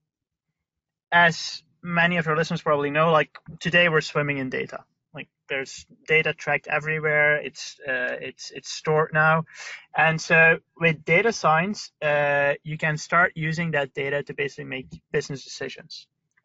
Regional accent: Belgium; I'm from Belgium

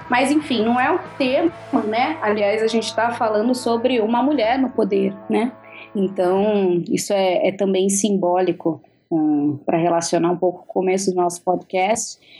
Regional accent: Minas Gerais, Brazil; sou de Minas

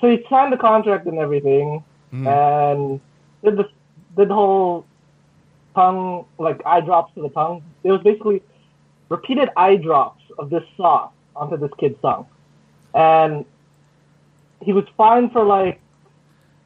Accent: Toronto, Ontario, Canada; I'm from Toronto. I'm Canadian.

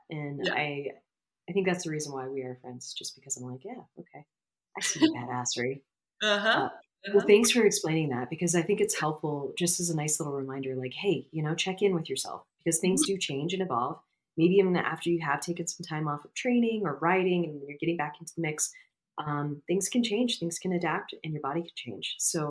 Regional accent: Florida, United States; since I'm from Florida and I'm from a state that literally is a peninsula. And I was on I lived in a county that was a peninsula. So I lived in a peninsula within a peninsula.

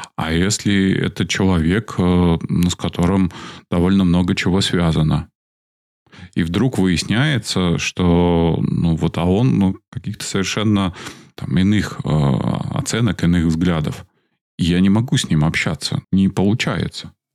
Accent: Belarus; мы, белорусы

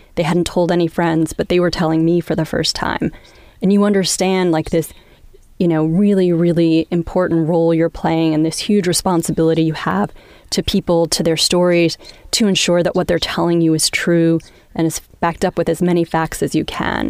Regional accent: Long Island, New York, United States; moved away; I grew up in Long Island

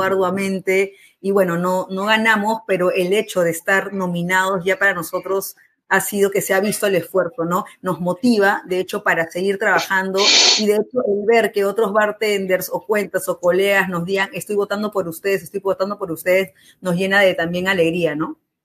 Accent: Lima, Peru; Nosotros somos peruanos, yo particularmente de Lima

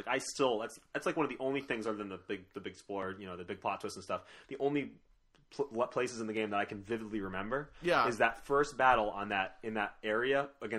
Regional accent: East Coast, United States; Yes, folks, we're from the East Coast.

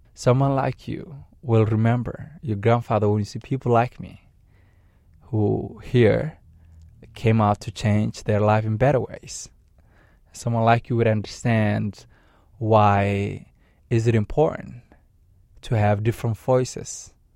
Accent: Maine, United States; I, I'm an American citizen who grew up here. Uh, I'm a, I'm a Mainer.

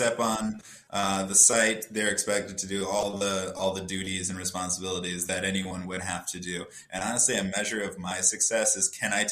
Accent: Oberlin, Ohio, United States; moved away as an adult; now in Chicago, United States; I'm originally from Oberlin, Ohio, so I worked at a farm there that worked with college students

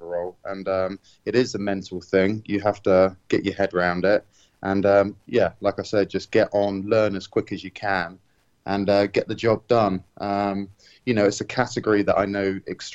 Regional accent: United Kingdom; to join Aston Martin as a Brit

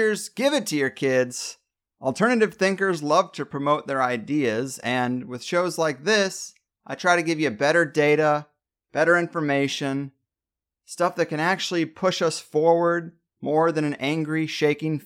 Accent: United States; I'm still an American

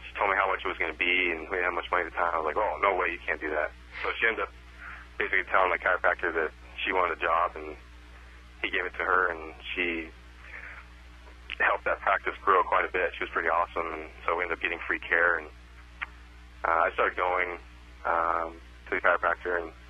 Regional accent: Scottsdale, Arizona, United States; moved away as an adult; also born or lived in Phoenix, Arizona / Tucson, Arizona / Dallas, Texas; I was born and raised in Scottsdale, Arizona, and I lived in Arizona my whole life up until I moved out to Dallas for chiropractic school

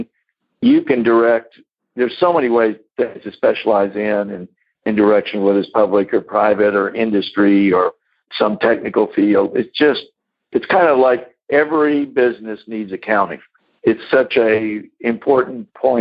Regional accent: Corpus Christi, Texas, United States; I grew up in Corpus Christi

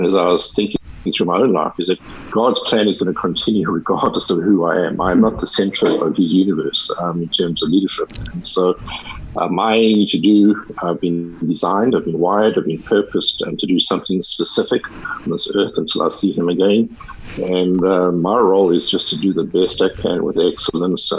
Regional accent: South Africa; accent: South African; moved away as an adult; also born or lived in California; I'm South African, as you probably will have heard from the accent, and so I was raised in South Africa.

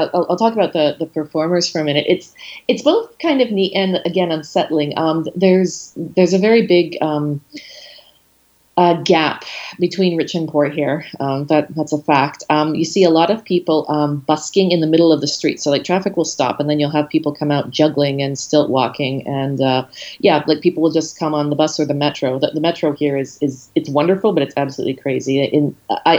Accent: Canada; now in Chile; I'm a Canadian.

